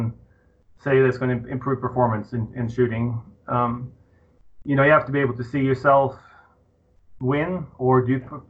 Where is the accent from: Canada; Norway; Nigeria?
Norway; moved away as an adult; now in Colorado, United States; I was born in Norway in the year 1968